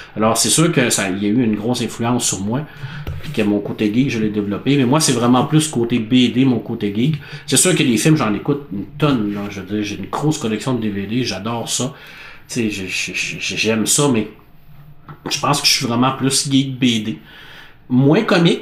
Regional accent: La Baie, Quebec, Canada; ma ville natale qui est la baie

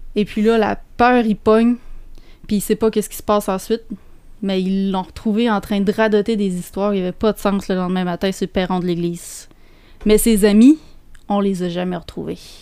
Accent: Témiscouata, Quebec, Canada; je viens du Témiscouata, puis le Témiscouata, c'est vraiment une région de légende

